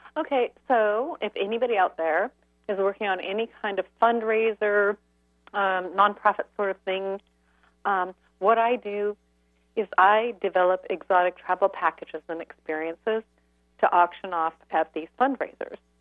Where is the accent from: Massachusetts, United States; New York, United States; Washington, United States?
Washington, United States; Vashon Island; I grew up on Basham Eric